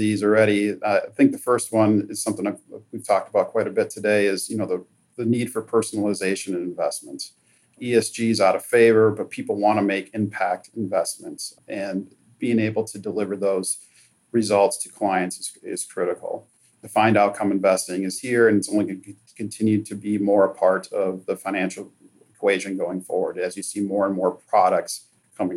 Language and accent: English; Minnesota, United States; I'm born and raised in Minnesota, and I am so lucky and fortunate that our North American headquarters are based here in my hometown.